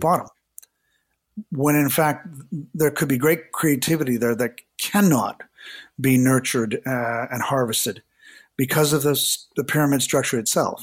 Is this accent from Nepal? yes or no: no; Hamilton, Ontario, Canada; moved away; also born or lived in Toronto; I was from a small city outside of Toronto, Hamilton